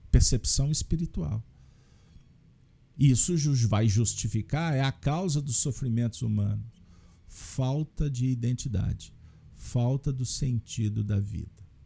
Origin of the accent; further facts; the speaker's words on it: Minas Gerais, Brazil; eu tenho, no mínimo, que agradecer como uma boa mineira, que fui bem recebida.